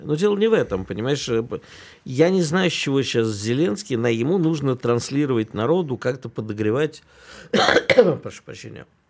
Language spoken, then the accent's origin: Russian; Kyiv, Ukraine; moved away; я детство провел в Киеве и никогда там практически не слышал украинской речи